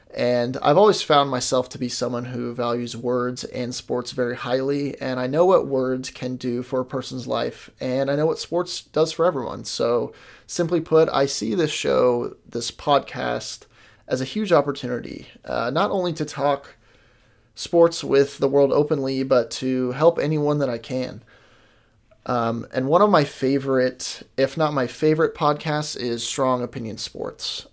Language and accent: English; Kansas City, Missouri, United States; I am from Kansas City, Missouri